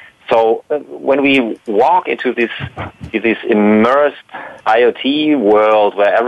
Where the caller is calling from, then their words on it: Baden-Württemberg, Germany; Yes, near Heidelberg. Germany near Heidelberg, yes.